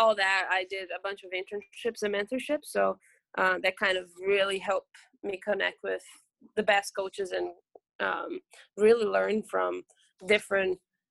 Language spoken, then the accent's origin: English; Brazil; English is a second language; moved away as an adult; also born or lived in Ohio, United States / Michigan, United States; now in Orlando, United States; I'm from Brazil.